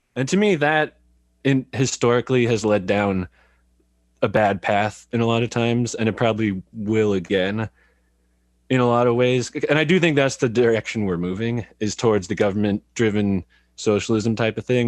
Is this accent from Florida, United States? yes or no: no; California, United States; moved away as an adult; also born or lived in San Jose; now in Eugene, United States; I grew up in California